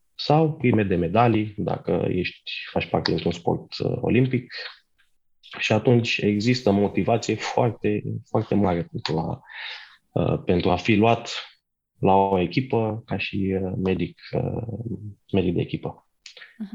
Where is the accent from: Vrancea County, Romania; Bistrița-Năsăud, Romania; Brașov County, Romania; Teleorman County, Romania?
Brașov County, Romania; Brașov; moved away; eu sunt din Brașov, aș fi vrut să rămân, în, să mă întorc înapoi în Brașov